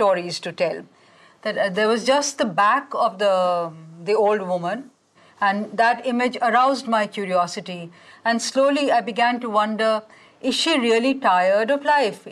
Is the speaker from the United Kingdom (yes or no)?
no; India; first language Hindi; English is a second language; Hindi is a language which, like I said, it's my mother tongue. I have grown up with it, even though I have also studied English because, you know, English, there's a lot of English in India